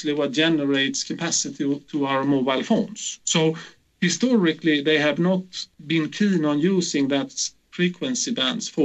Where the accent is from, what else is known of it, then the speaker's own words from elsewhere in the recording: Gothenburg, Västra Götaland, Sweden; my hometown Gothenburg